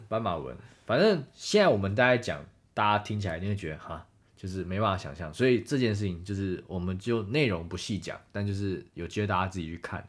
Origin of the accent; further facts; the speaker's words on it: Taiwan; 我们是台湾来的嘛